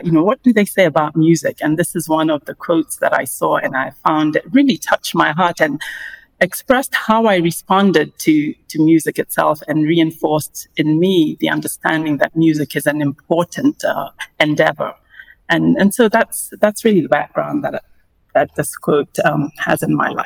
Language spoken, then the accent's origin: English; Kenya; growing up in Kenya